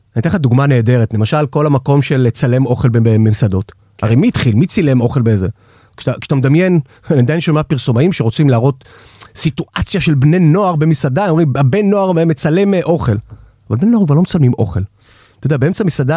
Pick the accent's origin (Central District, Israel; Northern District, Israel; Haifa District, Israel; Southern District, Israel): Central District, Israel; Batzra; now in Tel Aviv, Israel; כשאני גדלתי במושב בצרה